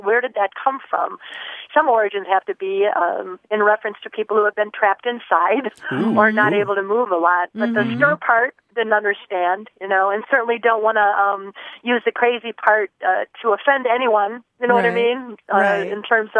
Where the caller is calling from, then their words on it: Traverse City, Michigan, United States; I'm calling today from Traverse City, Michigan.